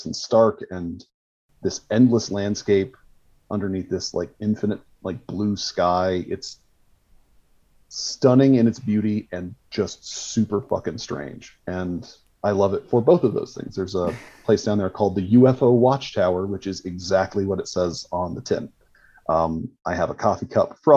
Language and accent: English; Colorado, United States; my home state of Colorado